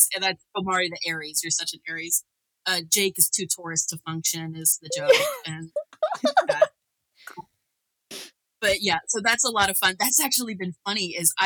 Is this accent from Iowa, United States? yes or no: no; Northern Kentucky, United States; I grew up in Kentucky, Northern Kentucky